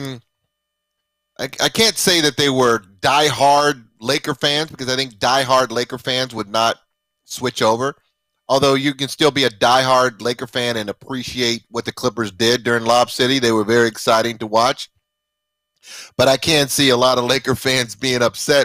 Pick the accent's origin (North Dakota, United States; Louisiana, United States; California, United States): California, United States; Los Angeles; also born or lived in Arizona; having my roots here in L.A.